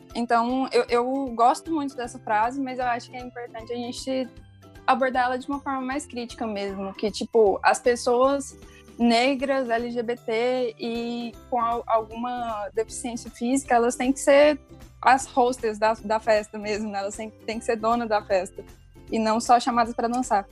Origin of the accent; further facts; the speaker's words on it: Goiás, Brazil; eu sou goiana